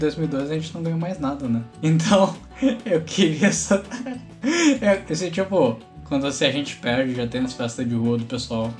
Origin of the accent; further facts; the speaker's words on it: Toyohashi, Aichi, Japan; now in Porto Alegre, Brazil; Eu sou de Toyohashi, sou do Japão.